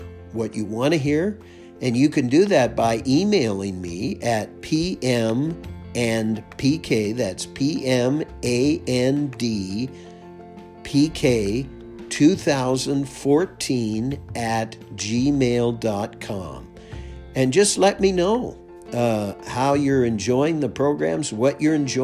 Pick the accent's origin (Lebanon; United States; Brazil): United States; moved away as an adult; now in Canada; I'm an American, and now I live up here in Canada